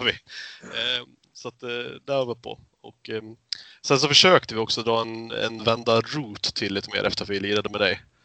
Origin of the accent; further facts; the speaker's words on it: Fagersta, Västmanland, Sweden; moved away; jag är ju uppväxt i Fagersta